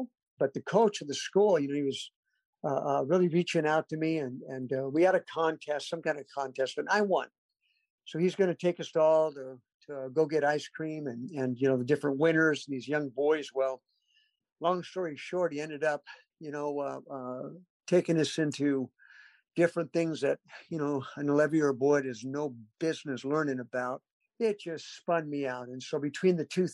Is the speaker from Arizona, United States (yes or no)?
yes; Mesa, Arizona, United States; also born or lived in Garden Grove, California; now in Fayetteville, United States; I wasn't born in Arizona, Mesa, Arizona, but I did grow up there. We moved when I was two